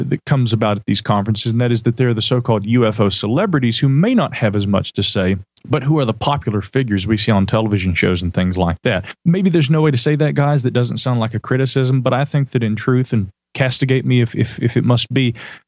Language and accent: English; the South, United States; accent: Southern; my Southern accent